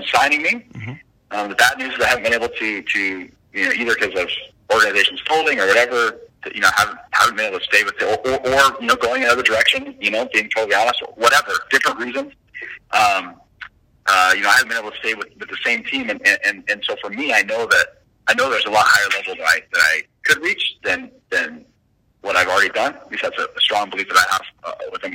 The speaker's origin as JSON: {"language": "English", "town": "Provo", "region": "Utah", "country": "United States", "tie": "born or raised there", "moved": "yes", "said": "BYU, which is my hometown"}